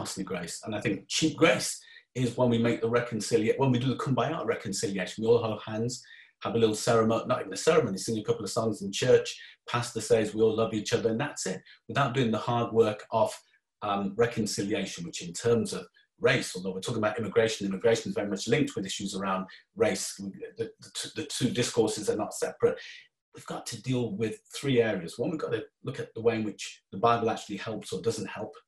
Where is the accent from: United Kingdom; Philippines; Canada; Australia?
United Kingdom; Coventry, West Midlands; I'm from Coventry, so I don't trust any party. It's part of the Coventonian mentality and outlook.